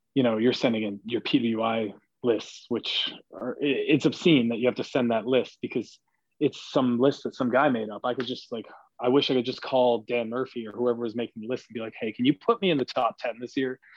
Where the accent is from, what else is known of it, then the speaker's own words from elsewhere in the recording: Canada; as a Canadian